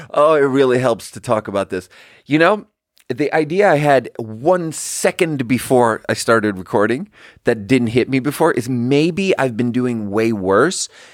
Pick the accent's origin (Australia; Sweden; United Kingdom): Sweden; English is a second language; now in United States; I'm from Sweden, too.